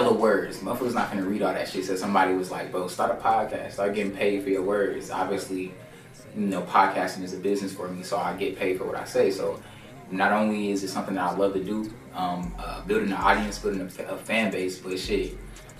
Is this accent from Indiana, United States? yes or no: yes; Indianapolis, Indiana, United States; I'm from Indianapolis, Indiana, man. Small city, full of hate, not too much love in the city, man, where I'm from